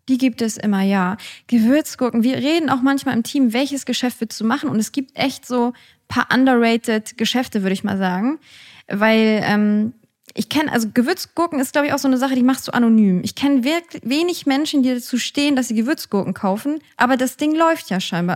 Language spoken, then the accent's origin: German; Hamburg, Germany; als Finkenwerderanerin